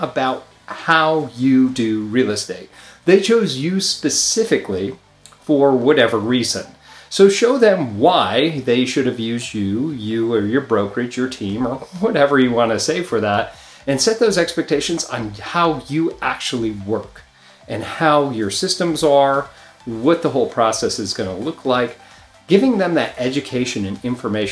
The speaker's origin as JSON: {"language": "English", "region": "New York", "country": "United States", "moved": "yes", "said": "I come from New York, a lot of Italian people always talking with their hands"}